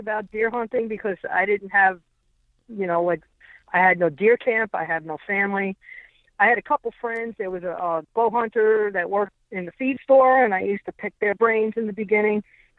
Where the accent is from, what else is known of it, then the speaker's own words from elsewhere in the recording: Long Island, New York, United States; also born or lived in Adirondacks; now in Florida, United States; I'm from Long Island, and I used to shoot rabbits off horseback with my recurve.